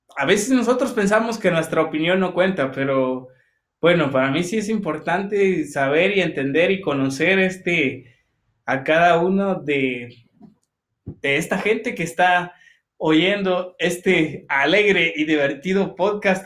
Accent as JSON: {"language": "Spanish", "country": "Guatemala", "said": "cómo somos los chapines"}